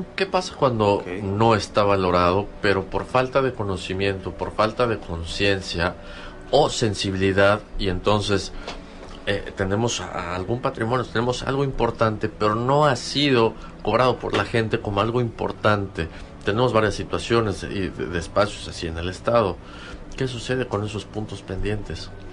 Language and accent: Spanish; Yucatán, Mexico; como yucatecos, como ciudadanos de este estado